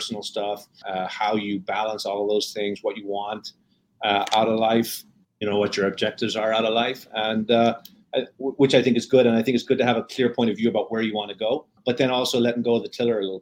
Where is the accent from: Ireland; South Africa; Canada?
Ireland; Dublin, Leinster; moved away; also born or lived in Wexford; I grew up in Dublin, Ireland